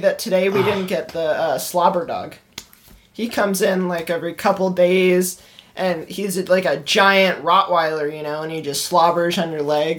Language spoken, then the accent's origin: English; Ireland; I'm Irish.